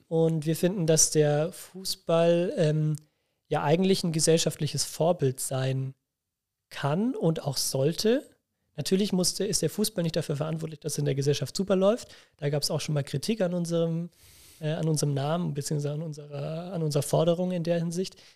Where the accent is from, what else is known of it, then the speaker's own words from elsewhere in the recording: near Nuremberg, Bavaria, Germany; ich komme ja nicht aus Bremen, sondern aus, aus der Nähe von Nürnberg.